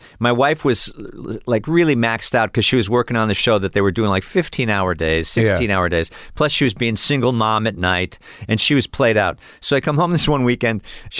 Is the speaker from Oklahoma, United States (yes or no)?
no; Cleveland, Ohio, United States; Cleveland, Ohio.